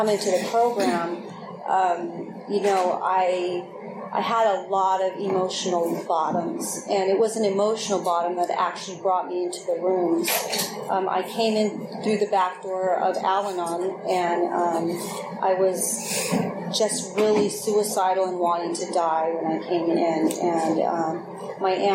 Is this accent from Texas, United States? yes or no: no; Oakland, California, United States; I grew up in Oakland